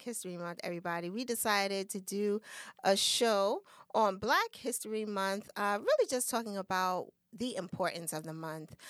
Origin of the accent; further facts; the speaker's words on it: United States; we're American.